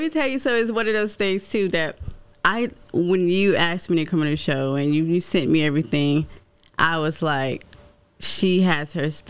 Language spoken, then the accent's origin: English; Florence, United States; I'm from Florence. Mm. So with that, before all of this, I went home all the time. It was 2 hours away.